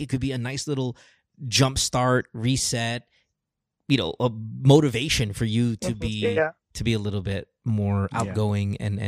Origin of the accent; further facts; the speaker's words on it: Philippines; There's all that bullshit when you were kind of growing up in the Philippines.